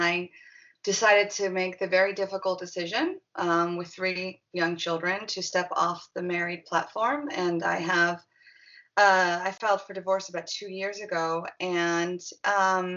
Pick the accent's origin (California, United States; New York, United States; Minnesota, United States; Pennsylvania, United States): California, United States; Los Angeles; I grew up in Los Angeles in La La Land